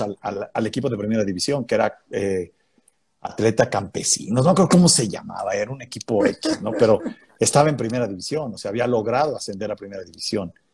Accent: León, Guanajuato, Mexico; moved away; Yo nací en León, Guanajuato.

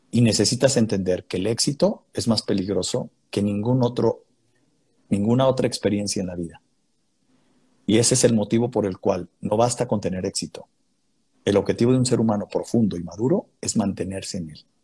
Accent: León, Guanajuato, Mexico; moved away; Yo nací en León, Guanajuato.

